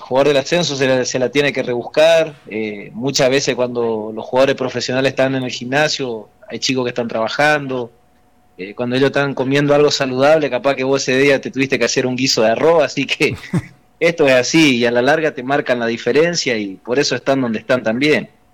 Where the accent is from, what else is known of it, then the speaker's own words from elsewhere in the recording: Gobernador Virasoro, Corrientes, Argentina; moved away; yo soy de, de Virasoro Corriente